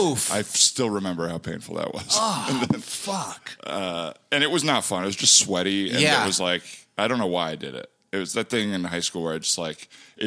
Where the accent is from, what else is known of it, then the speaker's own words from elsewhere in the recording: Tucson, Arizona, United States; Tucson, Arizona.